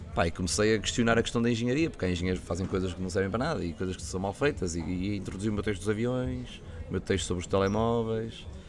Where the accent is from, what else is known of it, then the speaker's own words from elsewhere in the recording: Santa Maria da Feira, Aveiro District, Portugal; tenho que fazer isso na minha terra, tenho que fazer isso na Santa Maria da Feira com os meus amigos